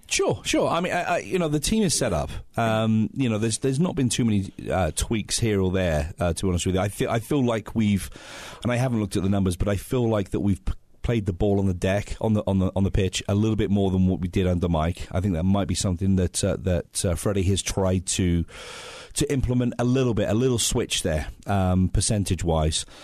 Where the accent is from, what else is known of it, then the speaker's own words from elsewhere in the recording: England, United Kingdom; now in United States; I'm English